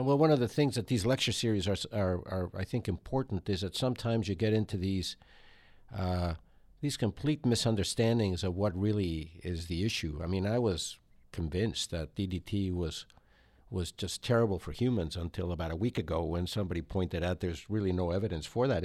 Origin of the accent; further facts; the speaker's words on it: Mexico City, Mexico; moved away; I was growing up in Mexico City, which is seven thousand feet elevation